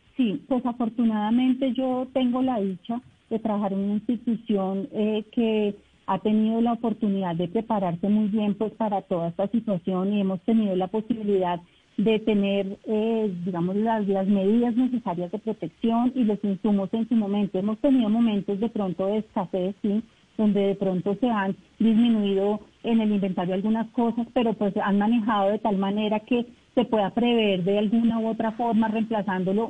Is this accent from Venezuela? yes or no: no; Bogotá, Colombia; moved away as an adult; now in Leticia, Colombia; yo soy de Bogotá, yo llegué en agosto